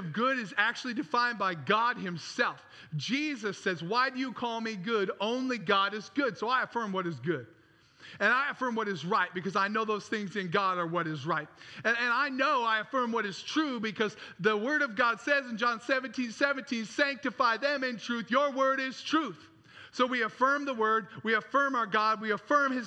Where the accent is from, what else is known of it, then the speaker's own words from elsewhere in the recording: Traverse City, Michigan, United States; I grew up in Traverse City, Michigan